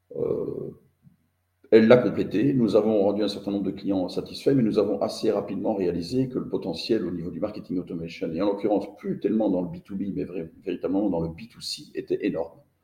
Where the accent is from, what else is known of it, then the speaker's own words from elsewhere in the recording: Belgium; je suis belge